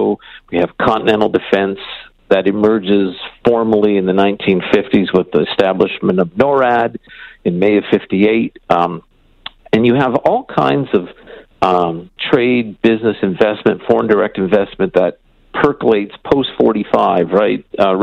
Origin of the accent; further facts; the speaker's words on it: Cornwall, Ontario, Canada; I grew up in Cornwall, Ontario, and we used to go across the border to Messina, New York, or to the Adirondacks.